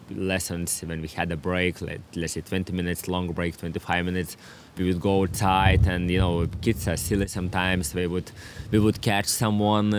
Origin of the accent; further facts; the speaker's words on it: Klaipėda, Klaipėda County, Lithuania; English is a second language; moved away as an adult; also born or lived in Vilnius, Lithuania; now in Devonport, Australia; before 15 years old, I was living all my life in my hometown, Klaipėda.